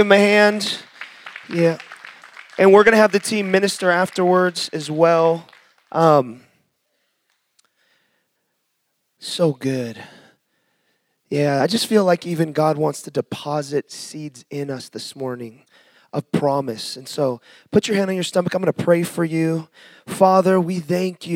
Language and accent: English; Seattle, Washington, United States; moved away; I'm from Seattle originally